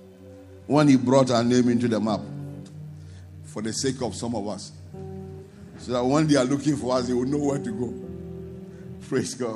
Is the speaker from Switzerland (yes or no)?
no; Ghana; as I was growing up, I would check the map of Ghana, my town would not be there.